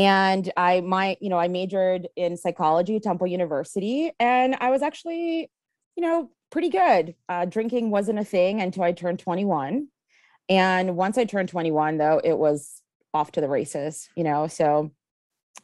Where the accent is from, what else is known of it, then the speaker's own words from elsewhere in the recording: Kyiv, Ukraine; now in Philadelphia, United States; I was actually born in Kiev, Ukraine, and immigrated here. It'll be 28 years in about 10 days.